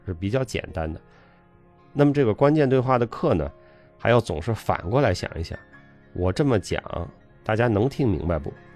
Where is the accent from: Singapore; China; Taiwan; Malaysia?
China; 我们作为中国人